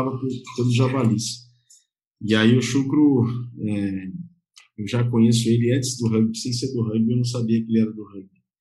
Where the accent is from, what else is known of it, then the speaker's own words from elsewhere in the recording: Jaú, São Paulo, Brazil; moved away; eu sou do interior também, eu sou de Jaú